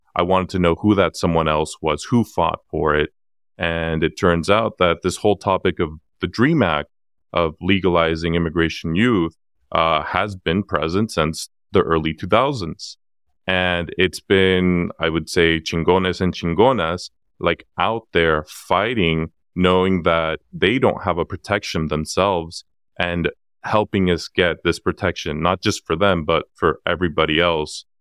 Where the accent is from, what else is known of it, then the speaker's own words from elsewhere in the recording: San Diego, California, United States; also born or lived in Acapulco, Guerrero, Mexico; I'm originally from Acapulco Guerrero, Mexico, born in ninety-four